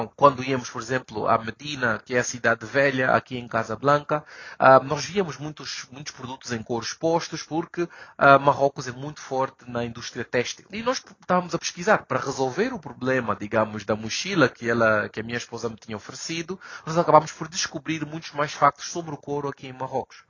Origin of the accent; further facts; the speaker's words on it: Luanda, Luanda Province, Angola; moved away as an adult; now in Morocco; Sou angolano, luandense